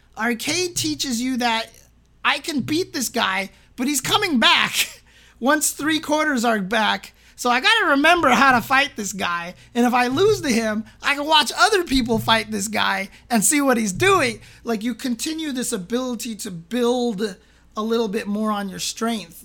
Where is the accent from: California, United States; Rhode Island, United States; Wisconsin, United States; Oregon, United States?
California, United States; San Bernardino; I grew up in San Bernardino.